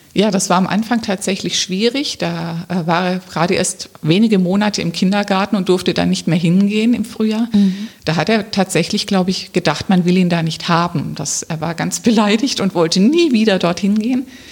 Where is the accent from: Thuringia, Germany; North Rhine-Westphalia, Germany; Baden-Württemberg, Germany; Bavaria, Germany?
Baden-Württemberg, Germany; Rems Valley, near Stuttgart; moved away as an adult; now in Wiesbaden, Germany; Ich bin eigentlich Schwäbin. Ich komme aus dem Remstal, also in Nähe von Stuttgart.